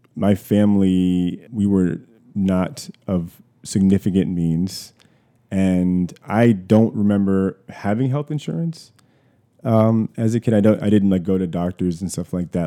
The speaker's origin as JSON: {"language": "English", "town": "Columbia", "region": "Maryland", "country": "United States", "tie": "born or raised there", "said": "I was born in Columbia, Maryland. Columbia is a, a suburb of Baltimore"}